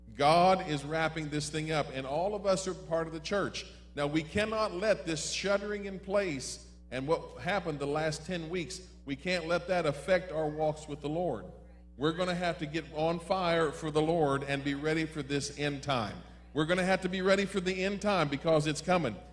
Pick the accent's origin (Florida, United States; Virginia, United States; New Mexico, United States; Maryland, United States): Maryland, United States; When I was growing up in Maryland, I grew up in the home of Democrats